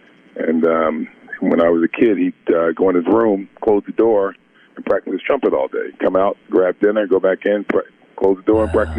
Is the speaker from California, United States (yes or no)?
no; Newark, New Jersey, United States; We grew up in Newark, New Jersey. We both grew up in Newark, New Jersey.